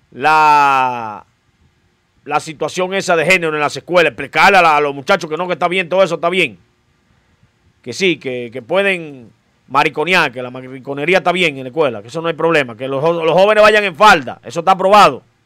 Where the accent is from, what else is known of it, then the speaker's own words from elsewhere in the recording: Dominican Republic; somos dominicanos.